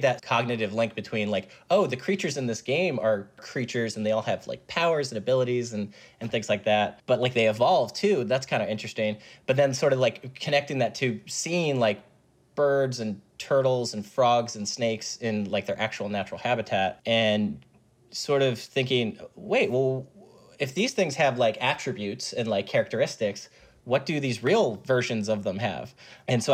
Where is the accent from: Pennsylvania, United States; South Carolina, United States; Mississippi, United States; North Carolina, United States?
Pennsylvania, United States; Chester County; I grew up in Chester County, Pennsylvania